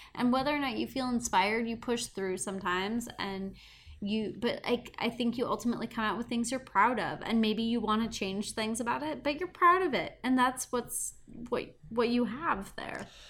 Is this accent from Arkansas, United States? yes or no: no; Montana, United States; growing up in Montana